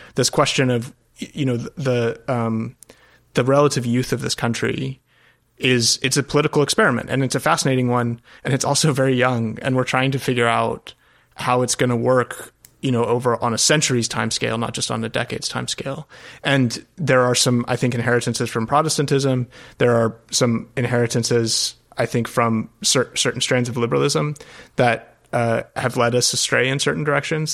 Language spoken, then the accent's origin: English; Colorado, United States; moved away as an adult; also born or lived in Europe; I grew up out west in Colorado